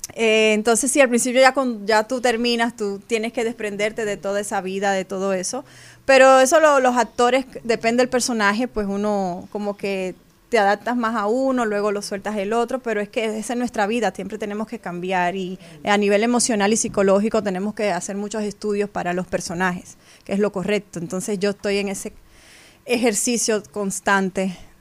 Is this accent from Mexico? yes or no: no; Dominican Republic; como dominicana puedo representar a mi país en esas plataformas fuera de mi tierra